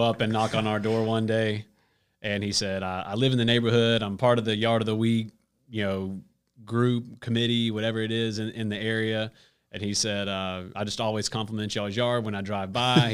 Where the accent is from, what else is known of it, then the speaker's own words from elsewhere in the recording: Stone Mountain, Georgia, United States; moved away as an adult; also born or lived in Gastonia, North Carolina; So I'm from Stone Mountain